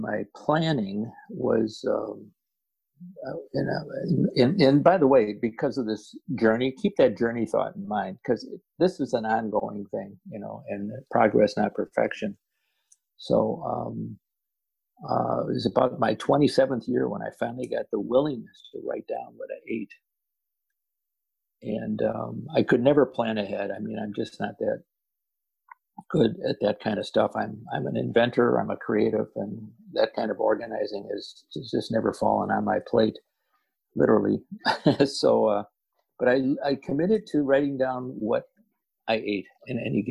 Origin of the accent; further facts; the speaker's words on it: Chicago, Illinois, United States; I grew up in Chicago